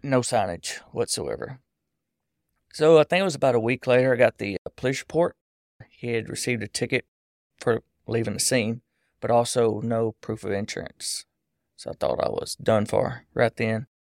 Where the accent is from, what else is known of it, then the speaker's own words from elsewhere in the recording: Texas, United States; now in Hallsville, United States; I grew up in Allegiant Field, Texas